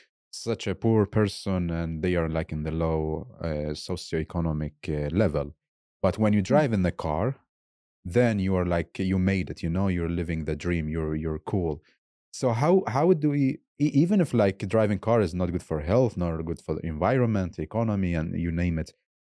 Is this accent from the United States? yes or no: no; Baghdad, Baghdad Governorate, Iraq; Like, I'm originally from Baghdad, and there in my country, in my city, we have this mindset.